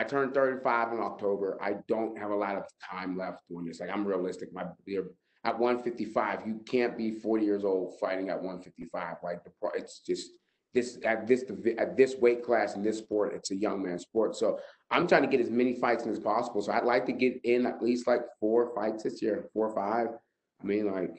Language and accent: English; Pittsburgh, Pennsylvania, United States; I come from Pittsburgh, Pennsylvania